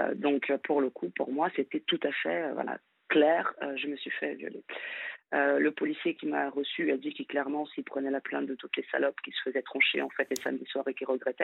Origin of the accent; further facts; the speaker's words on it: Brazil; moved away as an adult; now in France; je suis brésilienne